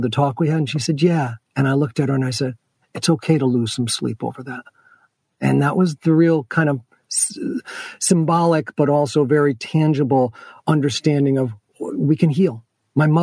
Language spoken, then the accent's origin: English; Rotterdam, New York, United States; I was raised in Rotterdam